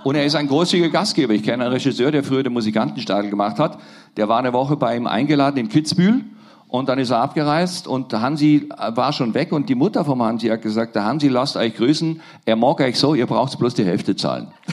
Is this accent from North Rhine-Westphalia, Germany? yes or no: no; Nürtingen, Baden-Württemberg, Germany; born or raised there; also born or lived in Neu-Ulm